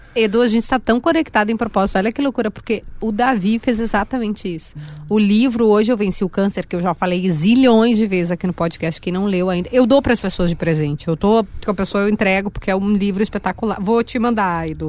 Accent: Rio Grande do Sul, Brazil; eu sou do Rio Grande do Sul

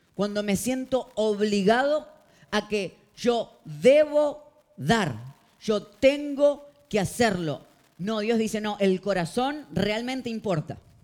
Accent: Argentina; now in Miami, United States; yo salgo y en dos horas estoy en mi país

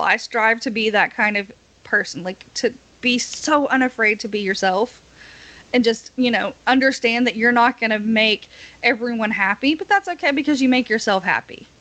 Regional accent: Oliver Springs, Tennessee, United States; My hometown, funny. oddly enough, has several scenes in the movie October Sky filmed in it

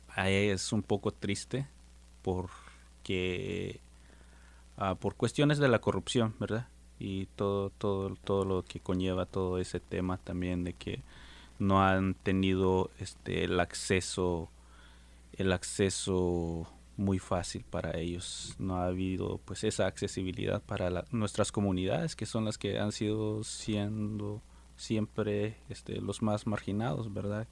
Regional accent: Guatemala; Soy de Guatemala y soy maya hablante quiché

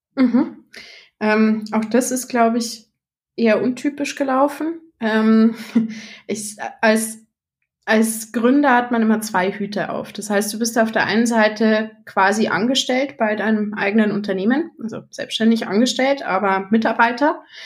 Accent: Munich, Bavaria, Germany; bin aus München

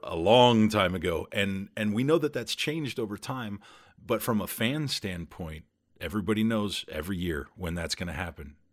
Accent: Southern California, United States; I grew up in Southern California

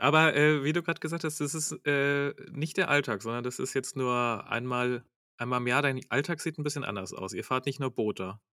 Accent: Germany; als Deutscher

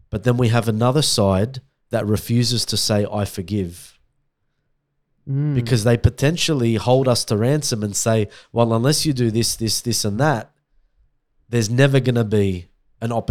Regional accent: Australia; I'm Australian.

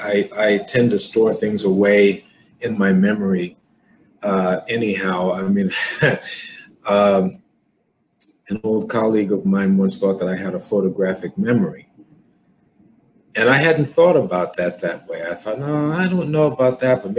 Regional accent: New York City, New York, United States; growing up in New York was the right thing for me

